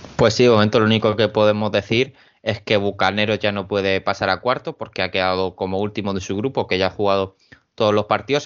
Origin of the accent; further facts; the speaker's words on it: Cartagena, Region of Murcia, Spain; soy de Cartagena